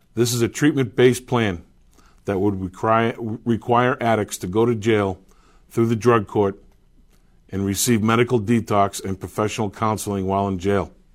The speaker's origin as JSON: {"language": "English", "town": "Manchester", "region": "New Hampshire", "country": "United States", "tie": "born or raised there", "said": "I was born and raised here in Manchester, lived here my entire life."}